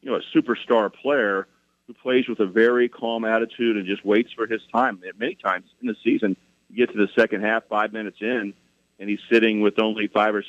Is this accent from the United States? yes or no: yes; Wichita, Kansas, United States; I grew up in Wichita, Kansas.